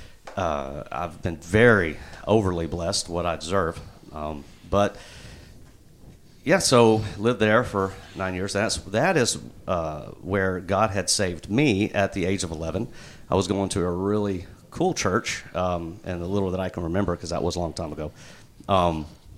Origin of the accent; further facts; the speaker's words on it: Jonesboro, Arkansas, United States; also born or lived in Little Rock, Arkansas; I born and raised in Jonesboro, lived in Little Rock for 9 years, came back